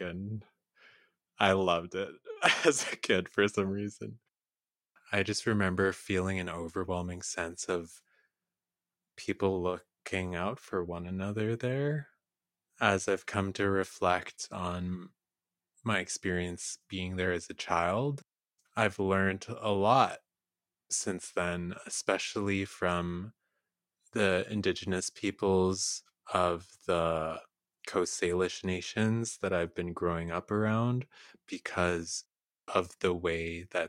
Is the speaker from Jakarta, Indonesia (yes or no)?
no; Ambon, Maluku, Indonesia; born there; I don't remember much about when I was born in Ambon, but I went back to visit when I was 10 years old.